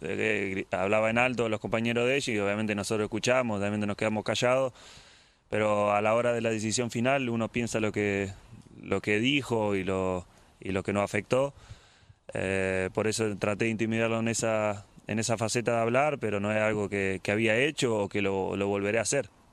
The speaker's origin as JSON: {"language": "Spanish", "country": "Argentina", "moved": "yes", "lives_now": "England", "said": "yo como argentino"}